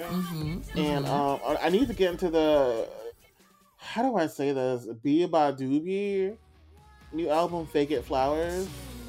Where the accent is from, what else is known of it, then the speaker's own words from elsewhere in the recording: the South, United States; I am from the South